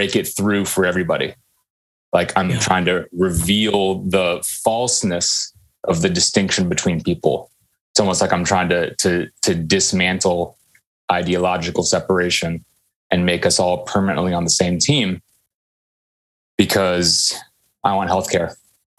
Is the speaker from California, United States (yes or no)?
yes; Silicon Valley, California, United States; I grew up in in Silicon Valley and in the 90s